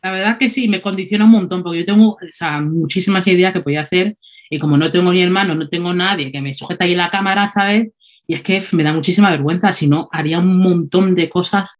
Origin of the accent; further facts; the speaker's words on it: Spain; moved away as an adult; now in England, United Kingdom; crecí en España desde muy chica, o sea, creo que tenía 5 o 4